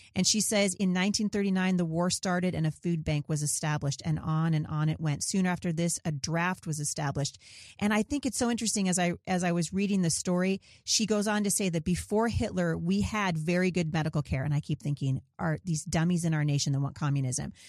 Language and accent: English; Portland, Oregon, United States; I was born in Portland, Oregon